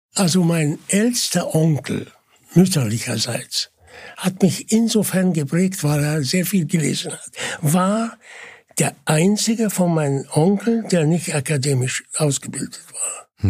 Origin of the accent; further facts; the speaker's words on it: Mansoura, Dakahlia, Egypt; German is a second language; moved away; Und das ist die Stadt, wo ich geboren bin